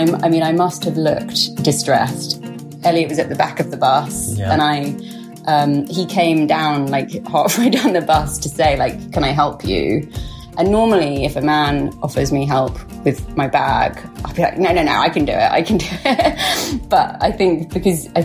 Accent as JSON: {"language": "English", "region": "London", "country": "United Kingdom", "tie": "born or raised there", "said": "I grew up in London and I was living in Archway, not far from where I grew up"}